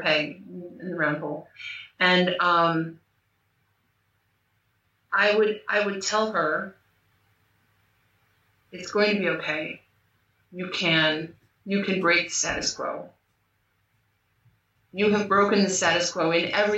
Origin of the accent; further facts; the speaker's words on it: United States; moved away as an adult; now in Portugal; I live in Portugal, I'm American, but I live in Portugal